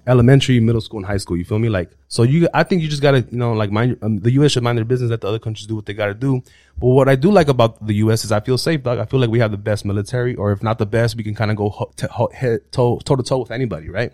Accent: United States; first language Spanish; English is a second language; I was raised in America

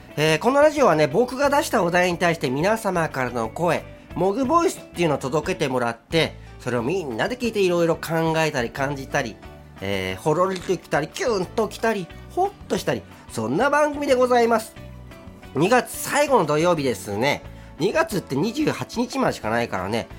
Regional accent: Hokkaido, Japan; now in Tokyo, Japan; 北海道で生まれ育った

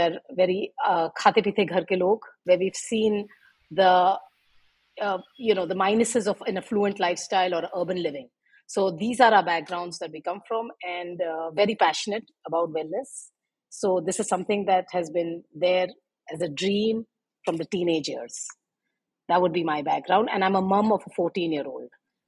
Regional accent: India; we come from India

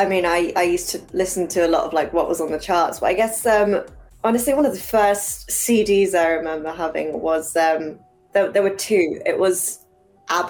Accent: England, United Kingdom; I grew up over here in England, so I'm half Chinese

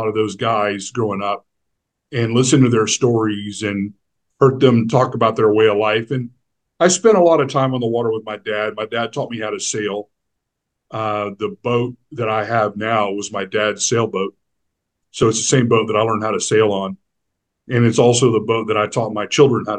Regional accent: Houston, Texas, United States; growing up here and on the Texas Gulf Coast and in Houston, Galveston area

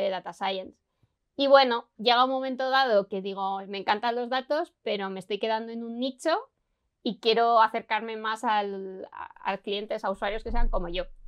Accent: Logroño, La Rioja, Spain; yo vengo de, de Logroño

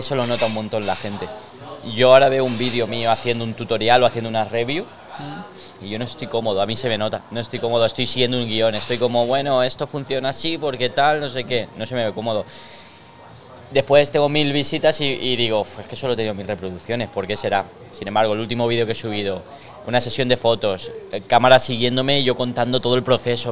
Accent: Elche, Valencian Community, Spain; Nací aquí en Elche

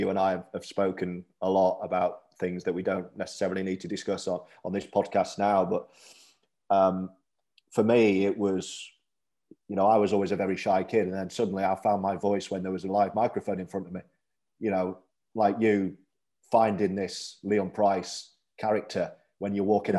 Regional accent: Leeds, Yorkshire and the Humber, United Kingdom; I was from Leeds

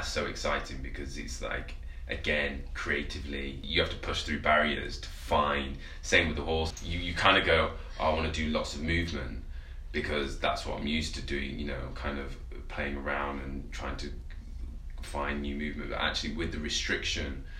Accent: Penistone, Yorkshire and the Humber, United Kingdom; also born or lived in Sheffield; I was born in Sheffield and then I moved out to a place called Penistone, which is like basically in the middle of nowhere near in a Barnsley district in the countryside

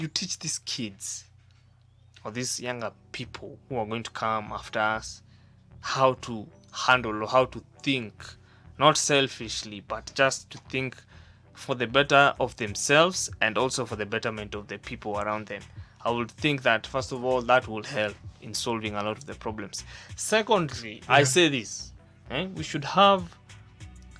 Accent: Central Province, Kenya; I come from Central, so the people that I am around are mostly the people from the tribe people from, I mean, the Kikuyus and all those people from Central

